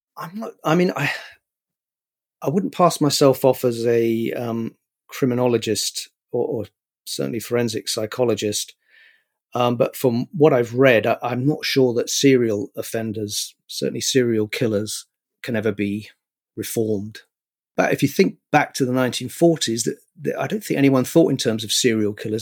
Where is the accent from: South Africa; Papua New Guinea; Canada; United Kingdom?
United Kingdom; London; also born or lived in New York, United States; I grew up where I'm living now, more or less, um, I mean, I was actually born in New York, but I've lived in, in Highbury and London, uh, most of my life. Went to school here